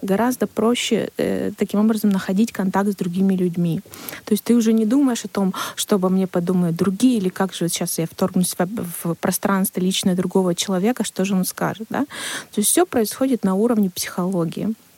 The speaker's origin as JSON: {"language": "Russian", "region": "Siberia", "country": "Russia", "said": "у нас в Сибири. Мы сибиряки, да, наш менталитет, наш климат, он влияет на наше общение"}